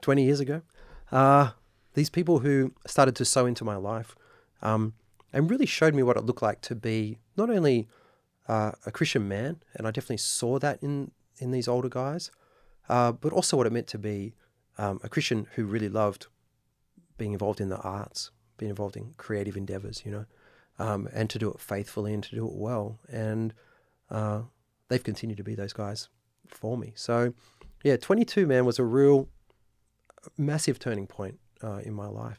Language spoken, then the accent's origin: English; Sydney, New South Wales, Australia; also born or lived in United Kingdom; now in Nashville, United States; I grew up in Sydney, Australia